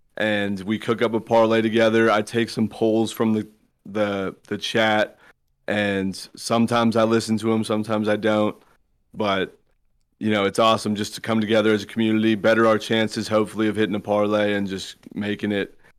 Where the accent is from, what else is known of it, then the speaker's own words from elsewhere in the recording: Southern California, United States; I was from Southern California